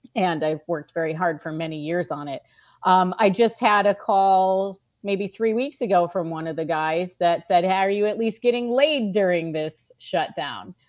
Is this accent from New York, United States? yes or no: yes; New York, United States; I am a New Yorker